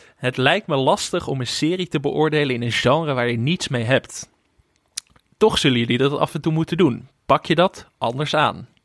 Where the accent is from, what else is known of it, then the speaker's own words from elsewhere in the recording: Netherlands; als Nederlanders